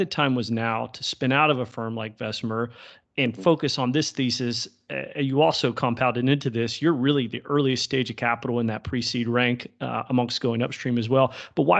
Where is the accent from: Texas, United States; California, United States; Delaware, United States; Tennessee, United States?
Texas, United States; East; now in Austin, United States; I grew up in East Texas and ran a bunch of heads of Hereford cattle.